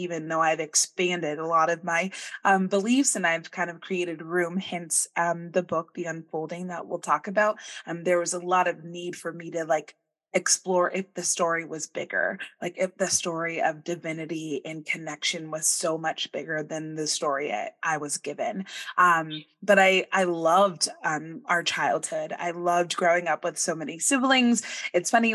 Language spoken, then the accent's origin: English; Bay Area, California, United States; I grew up in the Bay Area